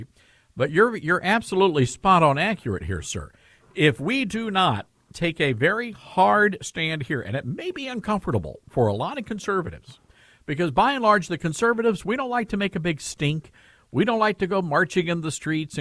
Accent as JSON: {"language": "English", "town": "Memphis", "region": "Tennessee", "country": "United States", "tie": "born or raised there", "moved": "yes", "said": "my hometown, Memphis, Tennessee"}